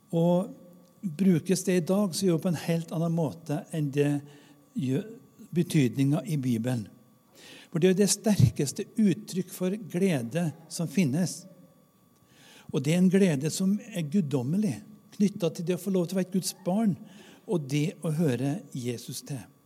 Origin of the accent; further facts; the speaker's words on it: Namdalen, Trøndelag, Norway; moved away; Jeg har vokst opp i bygd i Namdalen uten kirke og kirkegård